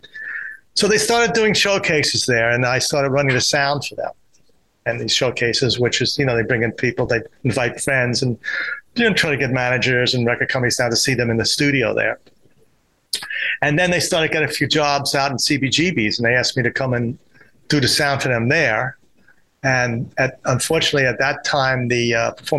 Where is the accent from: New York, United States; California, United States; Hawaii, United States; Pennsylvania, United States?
New York, United States; New York City; I grew up in Forest Hills